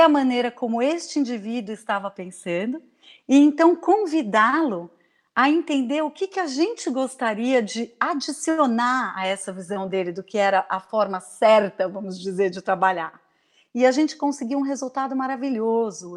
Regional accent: Brazil; moved away as an adult; also born or lived in Maui, Hawaii / São Paulo, Brazil; now in Vancouver, Canada; eu saí do Brasil para passar um ano fora e acabei ficando por oito anos uhum. fora do Brasil.

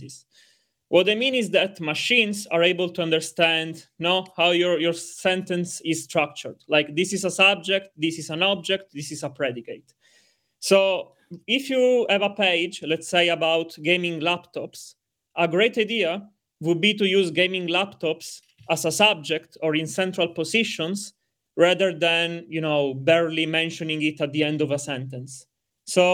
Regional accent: Sicily, Italy; now in Zurich, Switzerland; I come from Sicily, South Italy. Now I live in Zurich, so German Switzerland.

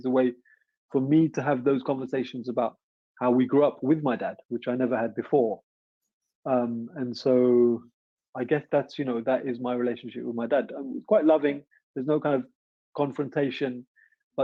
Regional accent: London, United Kingdom; I was also trying to find out who I was as a Londoner, right? So I'm 15 in 1990.

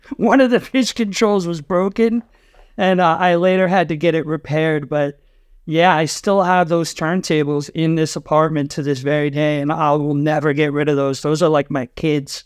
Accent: Rhode Island, United States; moved away as an adult; also born or lived in San Diego; now in New York, United States; I grew up in Rhode Island, which is the ocean state

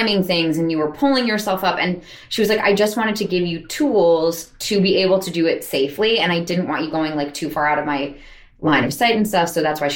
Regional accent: Montclair, New Jersey, United States; moved away as an adult; now in New York, United States; I grew up in Montclair, New Jersey, which is a pretty artsy town

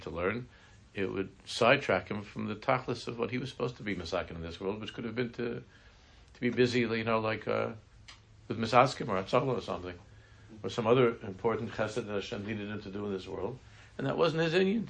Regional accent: New York City, New York, United States; I'm from Queens

